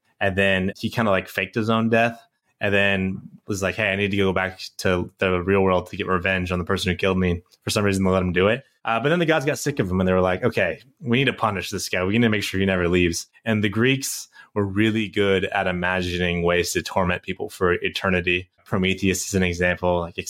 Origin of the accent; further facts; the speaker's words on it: San Francisco, California, United States; I'm from San Francisco, so and I know Sky's up in Seattle, so it's part of our uniform.